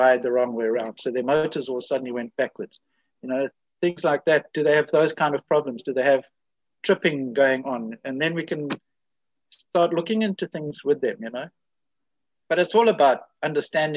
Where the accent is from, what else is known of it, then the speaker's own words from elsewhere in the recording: South Africa; me coming from South Africa